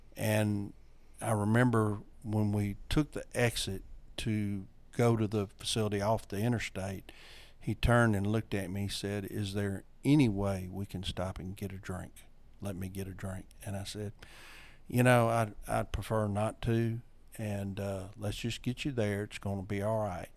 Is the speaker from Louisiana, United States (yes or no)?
yes; North Louisiana, United States; I am from North Louisiana, been here all my life.